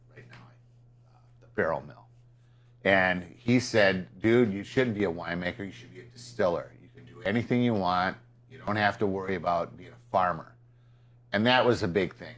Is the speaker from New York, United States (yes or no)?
no; Peru, Illinois, United States; Peru, my hometown